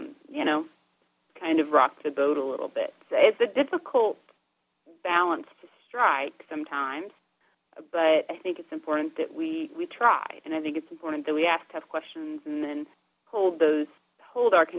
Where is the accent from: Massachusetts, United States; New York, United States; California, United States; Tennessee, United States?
Tennessee, United States; Dayton; it's Dayton, Tennessee, because this is where that phrase was coined. So that's sort of the background of my hometown